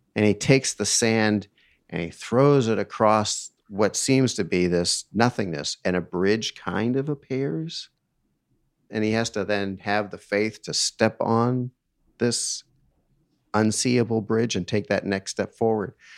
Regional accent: East Coast, United States; I grew up on the East Coast

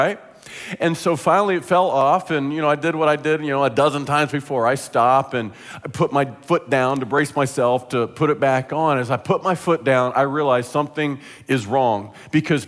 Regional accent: Midwest, United States; I'm from the Midwest, kind of a land lover.

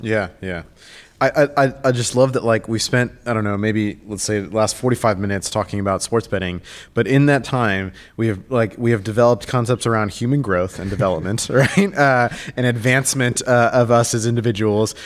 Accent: Argentina; I'm from Argentina, I grew up playing soccer

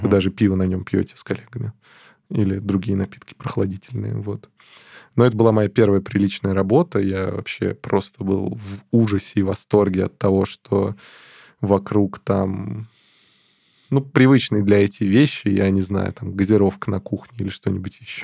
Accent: Moscow, Russia; я из Москвы

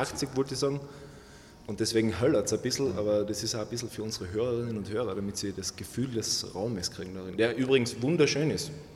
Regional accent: Carinthia, Austria; bei uns in Kärnten

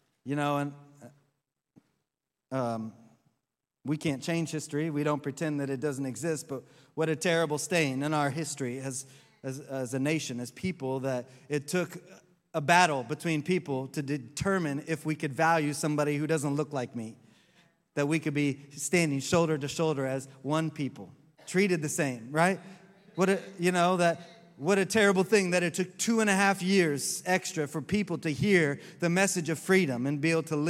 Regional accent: Oklahoma, United States; now in Orlando, United States; I grew up in Oklahoma

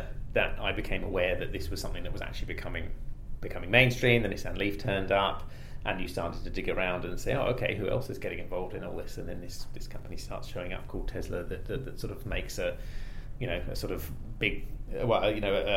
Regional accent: United Kingdom; moved away as an adult; now in New Zealand; as you can probably tell from my accent, I'm British originally, and moved over here in about 2005

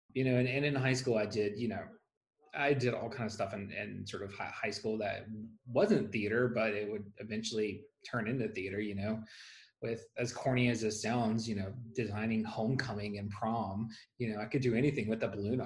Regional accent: Gulfport, Mississippi, United States; moved away; I am originally from Gulfport, Mississippi, so I'm a native Mississippian

